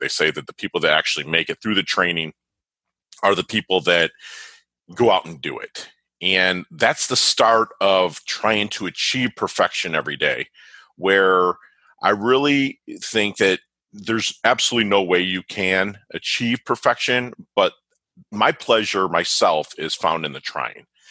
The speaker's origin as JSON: {"language": "English", "region": "Michigan", "country": "United States", "moved": "yes", "lives_now": "South Florida, United States", "said": "being from Michigan, a Michigan State fan"}